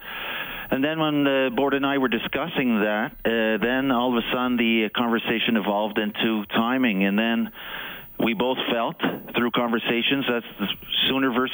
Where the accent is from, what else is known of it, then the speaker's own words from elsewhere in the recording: Montreal, Quebec, Canada; moved away as an adult; also born or lived in Toronto; now in Edmonton, Canada; I grew up in Montreal